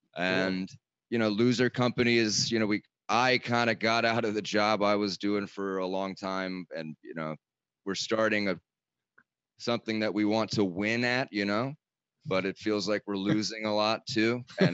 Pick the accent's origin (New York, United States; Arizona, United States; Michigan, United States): Michigan, United States; Detroit; moved away as an adult; now in Los Angeles, United States; We're from Detroit, Michigan, man, or just a small town right outside of Detroit.